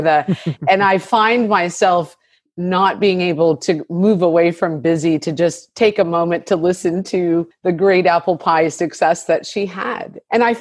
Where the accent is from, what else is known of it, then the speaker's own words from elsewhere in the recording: Monterey Bay, California, United States; being a biracial family and growing up in Monterey Bay